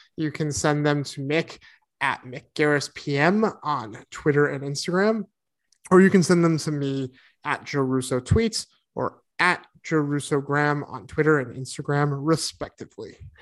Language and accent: English; East Coast, United States; moved away; I grew up on the East Coast